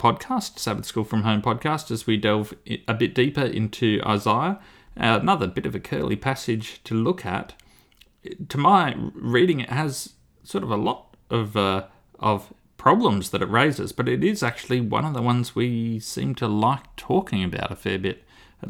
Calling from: Launceston, Tasmania, Australia; I'm recording from Launceston in Tasmania.

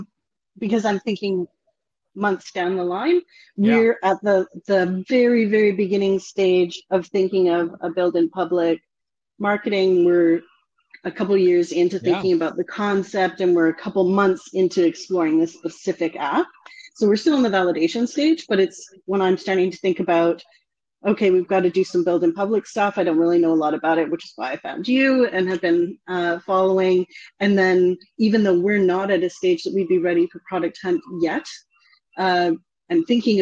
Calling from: Victoria, British Columbia, Canada; Victoria, BC, Canada, BC. Just close to Vancouver.

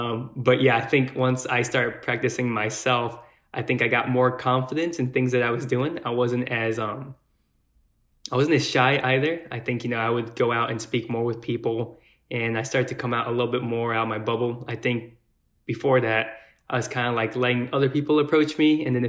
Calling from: Mount Pleasant, Texas, United States; also born or lived in Austin, Texas; I'm 31 years old. I'm calling from Mount Pleasant, Texas

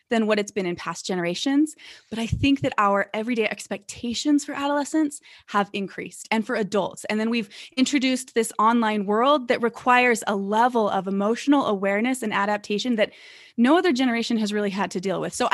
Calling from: Salt Lake City, Utah, United States; I am in a suburb of Salt Lake City. So, I'm coming in from Salt Lake City, Utah.

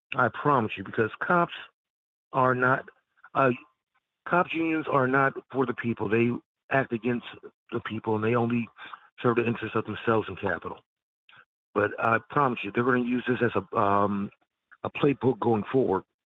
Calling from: Philadelphia, Pennsylvania, United States; Calling from Philly.

